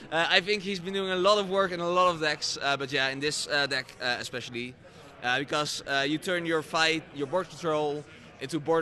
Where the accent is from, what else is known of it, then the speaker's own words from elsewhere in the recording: Netherlands; I'm from the Netherlands.